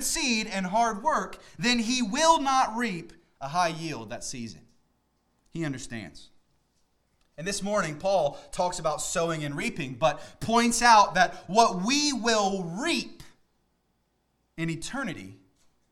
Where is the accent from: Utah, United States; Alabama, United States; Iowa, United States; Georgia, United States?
Georgia, United States; Middle; now in Northern Virginia, United States; I grew up in the Middle East, Georgia, not Iraq or Iran or anything like that. But growing up in the South, I was always around farmers